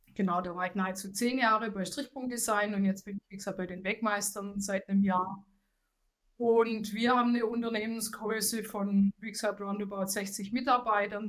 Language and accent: German; Swabia, Baden-Württemberg, Germany; accent: Swabian; Das Schwäbische lässt sich nicht verheimlichen, aber ich äh, bin auch stolz, ein Schwabe zu sein, eine Schwäbin zu sein